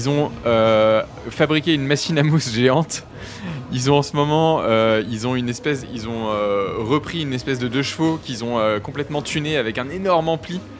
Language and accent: French; Hauts-de-France, France; now in Paris, France; je viens de Picardie, je viens pas du plus petit village de Picardie, mais je viens de Picardie